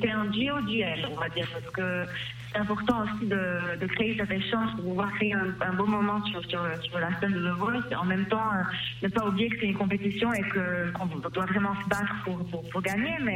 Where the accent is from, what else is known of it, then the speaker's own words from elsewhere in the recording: Lebanon; zone ça ne marche pas chez nous au Liban